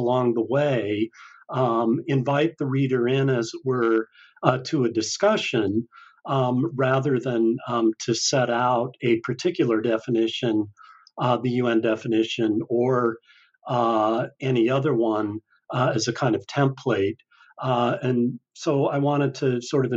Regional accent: Salt Lake City, Utah, United States; also born or lived in Iowa; now in Oregon, United States; I grew up in Salt Lake City, Utah

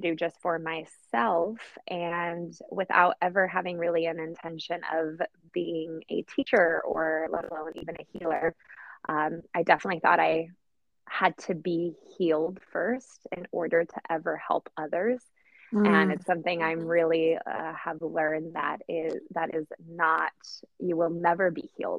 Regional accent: Poland; now in Oceanside, United States; I'm originally from Poland, hence the unusual name. And I currently live in South Oceanside in California

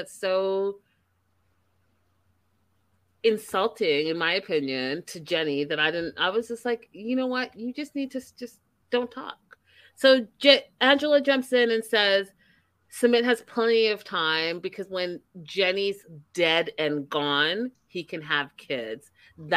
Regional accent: Vancouver, British Columbia, Canada; I'm from Canada. I'm from Vancouver.

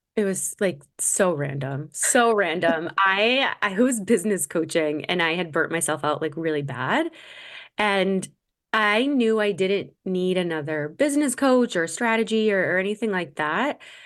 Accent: Massachusetts, United States; growing up in Massachusetts

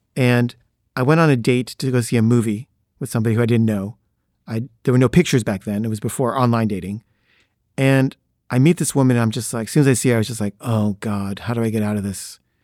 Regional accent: Los Angeles, California, United States; "Where'd you grow up?" And I say, "L A."

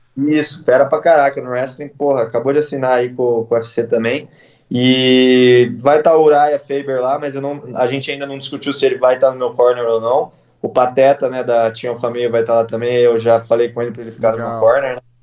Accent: Campinas, São Paulo, Brazil; Eu sou do Dick, né, aqui de Campinas. O Dick é um bairro, porra, eu era quebrada, né? Quando eu, eu cresci quebrado

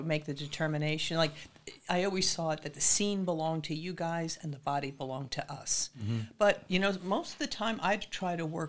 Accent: Massapequa Park, New York, United States; also born or lived in Brooklyn, New York; Born in Brooklyn, raised on Long Island in Massapequa Park.

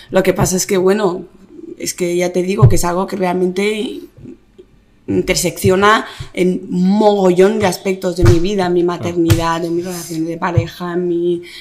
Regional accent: Barcelona, Catalonia, Spain; also born or lived in Malabo, Equatorial Guinea; Nací allí en Malabo ah. y me vine con seis años a Barcelona.

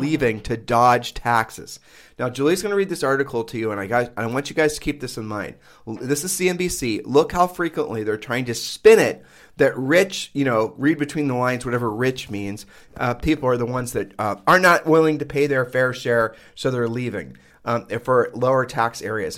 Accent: Midwest, United States; moved away as an adult; now in Caribbean island; growing up in the Midwest

